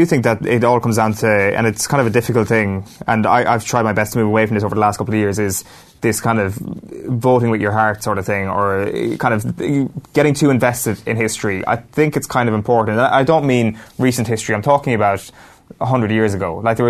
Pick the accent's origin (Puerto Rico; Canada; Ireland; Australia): Ireland; we as an Irish people